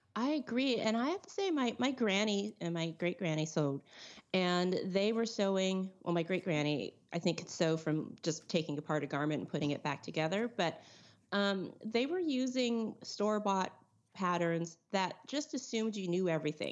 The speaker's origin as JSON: {"language": "English", "region": "California", "country": "United States", "said": "I'm from California"}